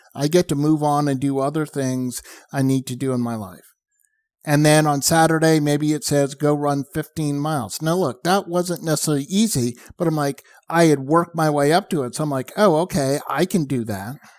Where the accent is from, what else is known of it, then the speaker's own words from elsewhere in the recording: outside of Boston, Massachusetts, United States; I grew up outside of Boston. I grew up watching the Boston Marathon